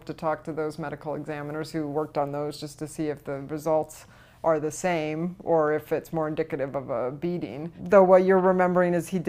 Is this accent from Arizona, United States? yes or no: no; New Jersey, United States; I'm from New Jersey